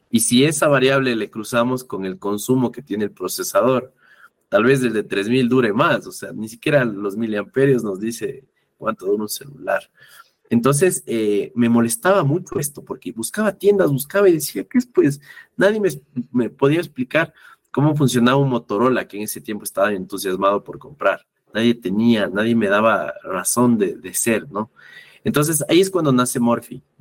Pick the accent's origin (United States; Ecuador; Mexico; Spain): Ecuador; La primera parte es que como buen ecuatoriano hasta ahora, siento que sobre todo los, eh, llamémosles baby boomers, eh, que son nuestros padres, nuestros abuelos